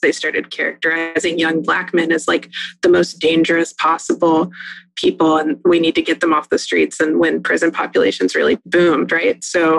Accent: Texas, United States; I grew up in Texas in more recently than you did

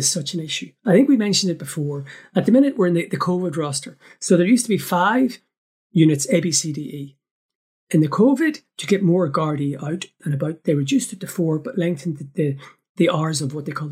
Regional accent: Northern Ireland, United Kingdom; as a Northerner

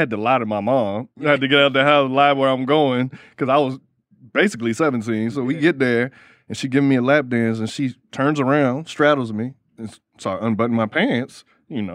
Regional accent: Miami, Florida, United States; moved away; I'm from Miami

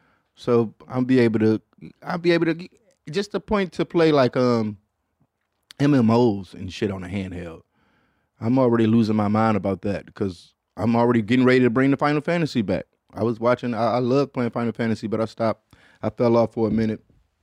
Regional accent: Detroit, Michigan, United States; That shit look third world country like, and I'm from Detroit saying that shit.

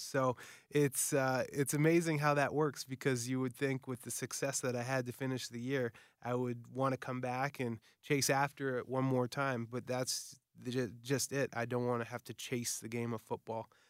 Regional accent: Winnipeg, Manitoba, Canada; Winnipeg. Uh, you know, my hometown

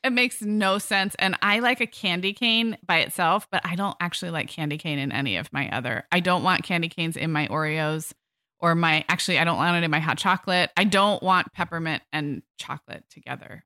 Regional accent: California, United States; growing up in kind of health food conscious California in the 80s and 90s

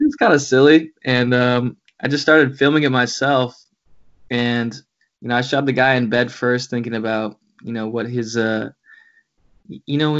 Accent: Buffalo, New York, United States; moved away as an adult; also born or lived in Clarence, New York; now in Los Angeles, United States; Born and raised

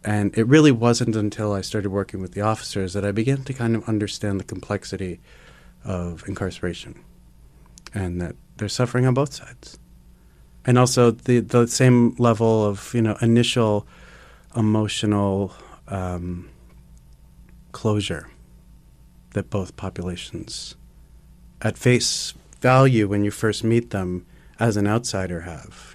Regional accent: New York City, New York, United States; growing up in Manhattan, uh, in the time that I did, in the early eighties

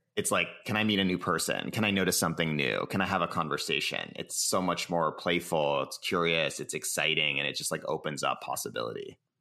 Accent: Cambridge, Massachusetts, United States; now in San Francisco, United States; I live in San Francisco, California. I was born in Cambridge, Massachusetts

